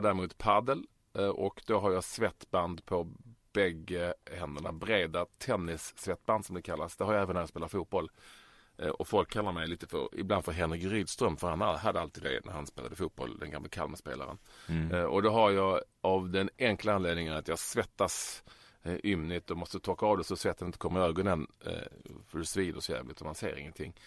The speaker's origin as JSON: {"language": "Swedish", "town": "Malmö", "region": "Skåne", "country": "Sweden", "tie": "born or raised there", "said": "jag är ju bördig från Malmö och uppväxt där"}